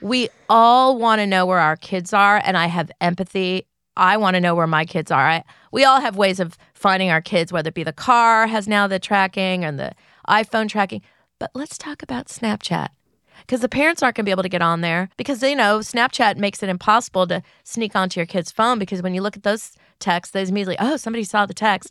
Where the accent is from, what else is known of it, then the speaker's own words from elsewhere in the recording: California, United States; I grew up in California.